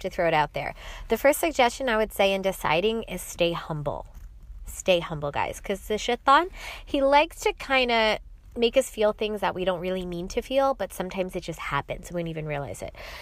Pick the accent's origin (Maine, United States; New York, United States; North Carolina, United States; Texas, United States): New York, United States; New York City; I am from New York City